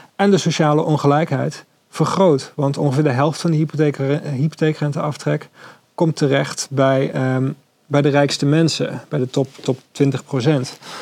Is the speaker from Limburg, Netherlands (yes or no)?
yes; Maastricht, Limburg, Netherlands; ik kom zelf uit Maastricht oorspronkelijk